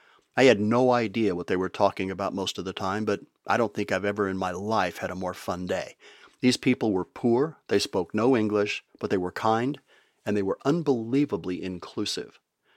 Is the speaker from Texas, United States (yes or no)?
yes; Texas, United States; moved away; When we moved overseas from West Texas, we had to get accustomed to a few foods that just weren't on the menu back home.